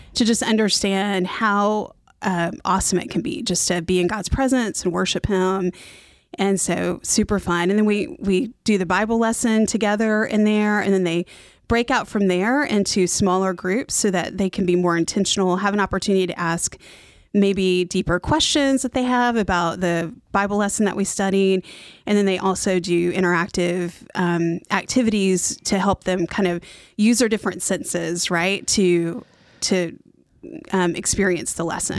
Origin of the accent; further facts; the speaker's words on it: Oklahoma, United States; moved away as an adult; also born or lived in Fort Worth, Texas; now in Mooresville, United States; I grew up in Oklahoma